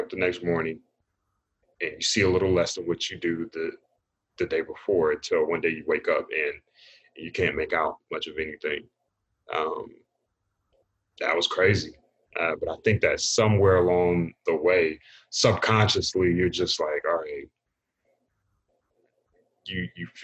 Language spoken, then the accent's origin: English; Raleigh, North Carolina, United States; I grew up in Raleigh, North Carolina.